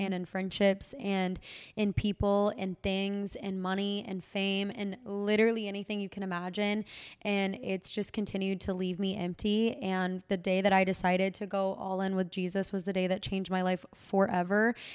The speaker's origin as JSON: {"language": "English", "town": "Waco", "region": "Texas", "country": "United States", "tie": "born or raised there", "said": "in my hometown"}